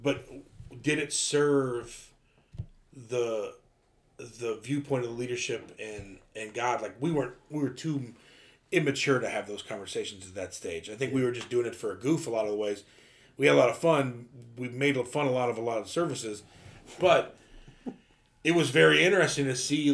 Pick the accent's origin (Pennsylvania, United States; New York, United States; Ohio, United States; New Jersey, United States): Ohio, United States; we grew up in Baptist church in Ohio